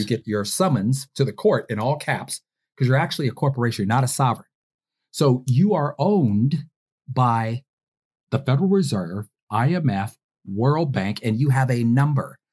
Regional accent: Detroit, Michigan, United States; my hometown of Detroit

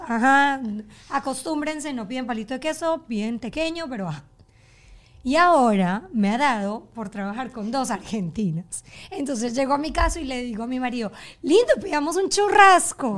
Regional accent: Colombia; moved away as an adult; now in Doral, United States; Yo soy colombiana crecí en Colombia, me vine a vivir a Estados Unidos

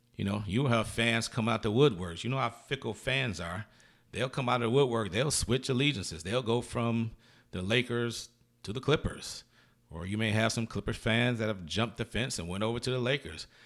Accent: Michigan, United States; moved away; I'm originally from Michigan

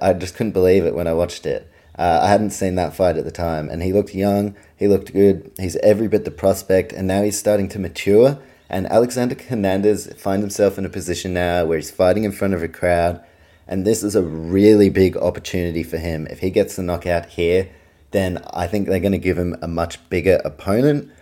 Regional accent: Auckland, New Zealand; also born or lived in Australia; my hometown of Auckland, New Zealand

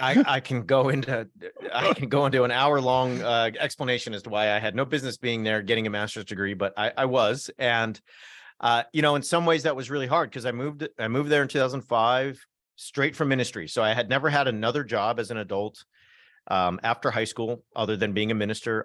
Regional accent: North Orange County, Southern California, United States; I come from North Orange County, so kind of on the border of L A County

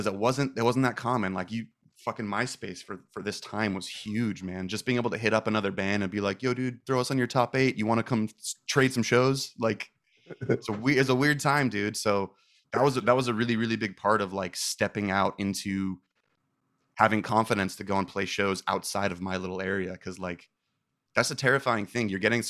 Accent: Manhattan Beach, California, United States; Yeah, I was born and raised in Manhattan Beach, little beach town kind of by like Hermosa.

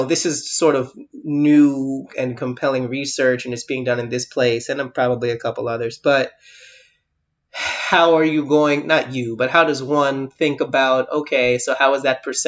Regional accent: United States; I was American

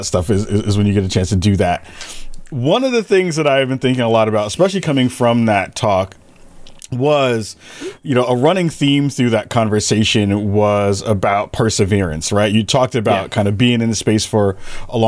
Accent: Portland, Oregon, United States; I'm from Portland

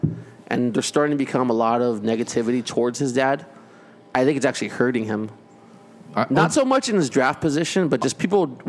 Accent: San Fernando Valley, California, United States; I grew up in the Valley, I'm a Valley boy.

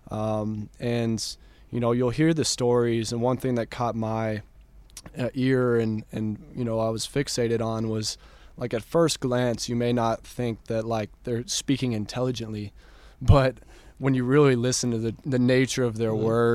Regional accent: Dripping Springs, Texas, United States; growing up in Dripping Springs, Texas

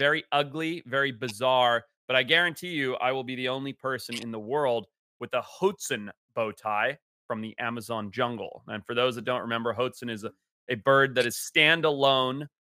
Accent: Zimbabwe; my home country of Zimbabwe

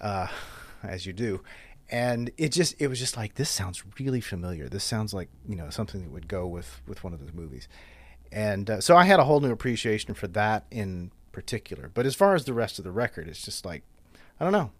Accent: Covington, Louisiana, United States; moved away as an adult; now in New Orleans, United States; I grew up in Covington across the lake

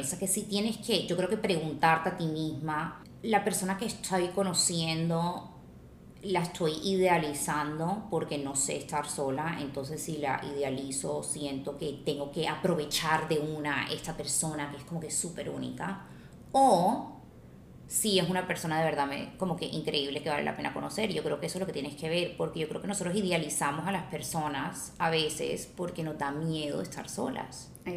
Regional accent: Colombia; moved away as an adult; now in Los Angeles, United States; porque yo soy abogada de Colombia, me mudé a Los Ángeles

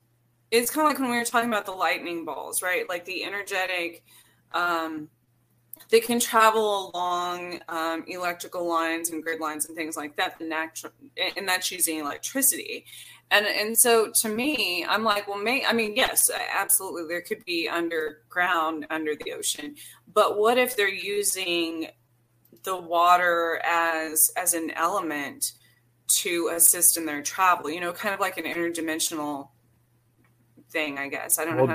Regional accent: New Mexico, United States; because I came from New Mexico. I've been back there in different experiences.

